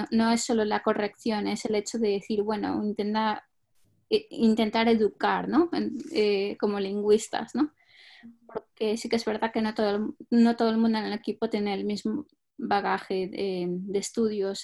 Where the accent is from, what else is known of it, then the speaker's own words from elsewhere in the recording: Spain; moved away as an adult; also born or lived in Denmark / France; now in United Kingdom; yo eh, nací en España y llevo en Reino Unido unos cinco años, no llega